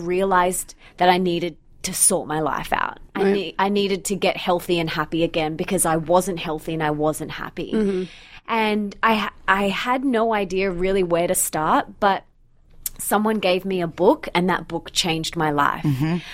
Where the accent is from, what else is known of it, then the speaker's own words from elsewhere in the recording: Australia; also born or lived in Bondi Beach, Sydney / Sunshine Coast; I'm from Australia